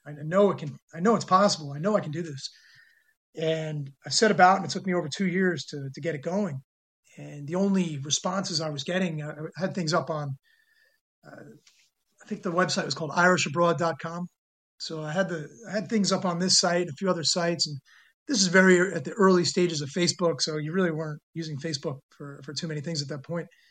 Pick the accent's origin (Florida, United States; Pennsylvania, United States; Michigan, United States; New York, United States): New York, United States; New York City; also born or lived in San Francisco, California / northern New Jersey / Korea; I was born in San Francisco, California, but moved to New York when I was two and was raised there in the New York City area eh, in New York and then moved to northern New Jersey, about 10 minutes from Manhattan when I was 11